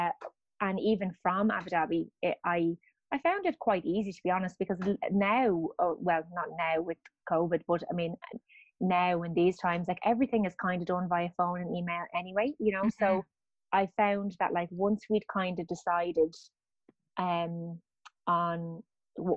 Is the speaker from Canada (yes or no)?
no; Dublin, Leinster, Ireland; moved away; I'm from Dublin